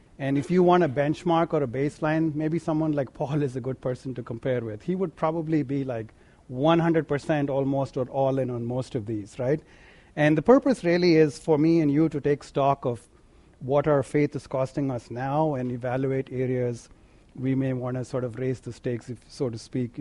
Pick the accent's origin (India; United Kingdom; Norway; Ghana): India; now in United States; growing up in India